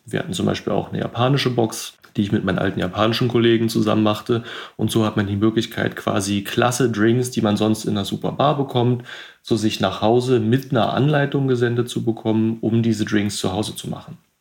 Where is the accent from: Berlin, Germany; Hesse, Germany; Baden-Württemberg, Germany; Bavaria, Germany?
Berlin, Germany; also born or lived in Switzerland; ich bin gerade in meiner Geburtsstadt Berlin, wo ich eigentlich auch aktuell äh, größtenteils lebe.